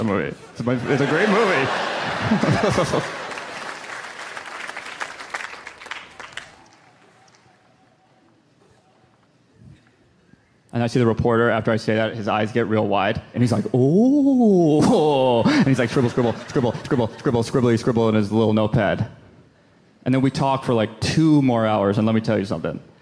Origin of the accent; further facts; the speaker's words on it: Santa Monica, California, United States; I grew up in Santa Monica, California